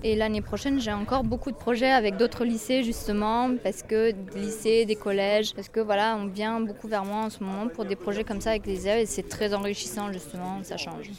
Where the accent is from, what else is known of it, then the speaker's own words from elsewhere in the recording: Limoges, Nouvelle-Aquitaine, France; moved away as an adult; now in Corrèze, France; Je viens de Limoges à la base. Je suis originaire de Limoges. Je suis installée en Corrèze actuellement